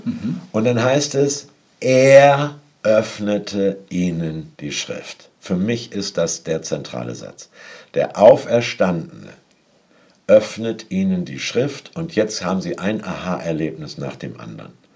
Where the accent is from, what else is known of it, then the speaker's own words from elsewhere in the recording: Hamburg, Germany; moved away; als Hamburger